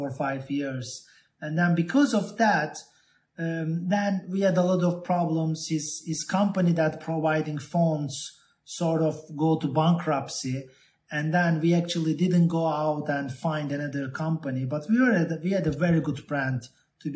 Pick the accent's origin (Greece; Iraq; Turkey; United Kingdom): Turkey; also born or lived in Boston, Massachusetts, United States; I was born in Boston, and my mother and my father, my father studied in MIT, and my mother and father met in Boston, and we moved back to Turkey when I was very, very young, like 6 years old.